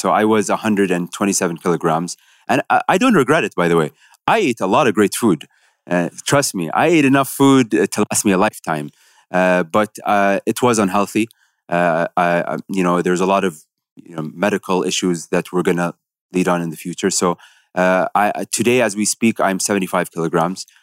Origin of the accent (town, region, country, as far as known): United Arab Emirates